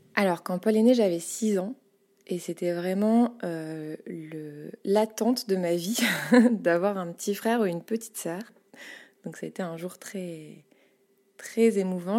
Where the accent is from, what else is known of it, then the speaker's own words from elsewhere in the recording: Paris, Île-de-France, France; J'ai grandi à Paris, euh, en, dans le centre de Paris, dans le 9e arrondissement